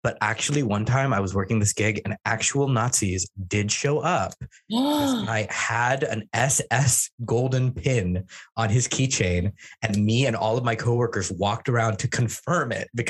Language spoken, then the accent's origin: English; Oregon, United States; I'm from Oregon. There are such things as regular cults here. Yeah, we're the cult state.